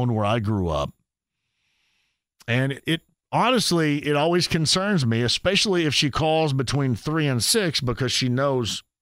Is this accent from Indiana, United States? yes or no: yes; Greene County, Indiana, United States; I'm from Greene County